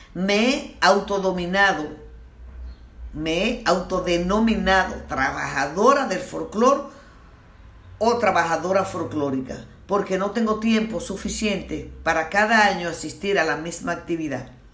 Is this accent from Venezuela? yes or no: no; Dominican Republic